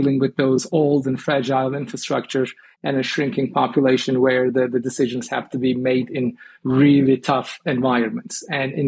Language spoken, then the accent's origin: English; Istanbul, Turkey; moved away as an adult; now in Baltimore, United States; I was born and raised in Turkey, Istanbul, and I've emigrated to Baltimore in 2002